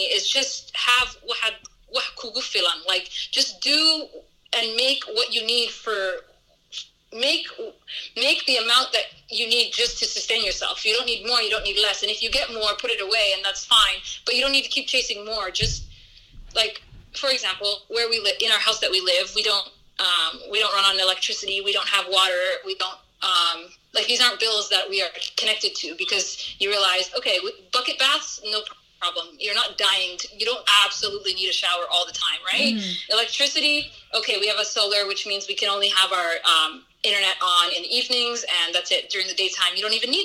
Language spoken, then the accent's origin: English; Canada; moved away as an adult; now in Somaliland; when I was growing up in Canada